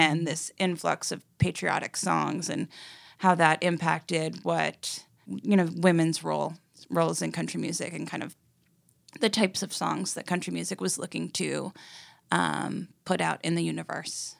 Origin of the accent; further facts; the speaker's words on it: New York City, New York, United States; moved away as an adult; also born or lived in Los Angeles; now in Nashville, United States; a kid growing up in New York City